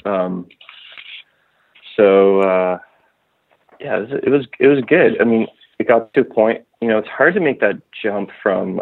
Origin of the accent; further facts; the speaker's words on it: Ottawa, Ontario, Canada; I grew up in Ottawa, Canada, which is uh, between Toronto and Montreal